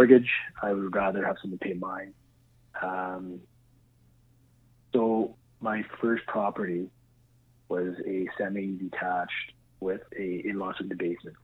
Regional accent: Sudbury, Ontario, Canada; also born or lived in Brampton, Ontario; I grew up in Sudbury, Ontario. Moved to Brampton. Started my career as a firefighter there. Then I came back to Sudbury 11-12 years ago

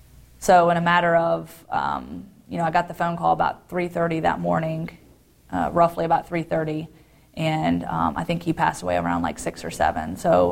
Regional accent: Guantanamo Bay, Guantánamo, Cuba; born there; I was born in Guantanamo Bay, Cuba. Gitmo

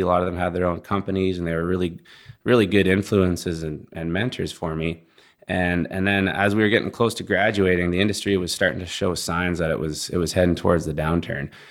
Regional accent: Langley, British Columbia, Canada; moved away as an adult; also born or lived in Montana / Fort McMurray, Alberta; now in Houston, United States; I grew up just outside of Vancouver in a place called Langley, British Columbia

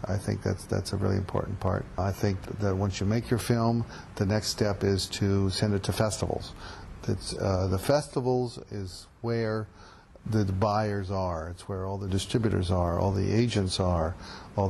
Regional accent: Portland, Oregon, United States; now in New York, United States; It's my hometown

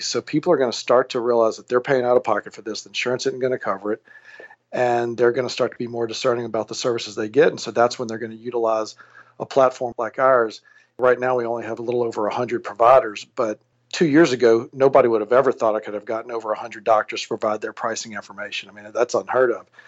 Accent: Alexandria, Louisiana, United States; moved away as an adult; also born or lived in New Orleans, Louisiana / Cleveland, Ohio / Baton Rouge, Louisiana; now in San Francisco, United States; I was born and raised in Alexandria, Louisiana.

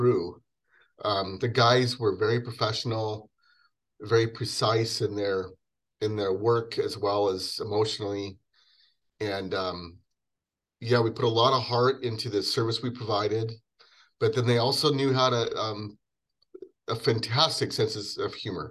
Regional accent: Wenatchee, Washington, United States; I grew up in Wenatchee, Washington, the apple capital of the world

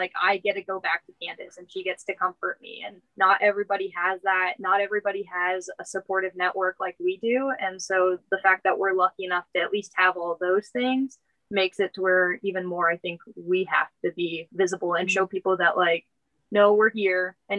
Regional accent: Texas, United States; I came from Texas and it was very hard for me to come out as gay.

